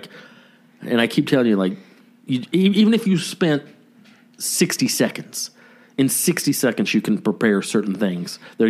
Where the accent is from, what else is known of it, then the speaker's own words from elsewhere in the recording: the South, United States; I'm proud to be from the South